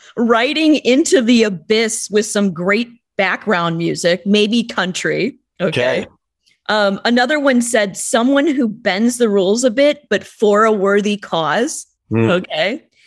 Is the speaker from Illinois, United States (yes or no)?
yes; Illinois, United States; born or raised there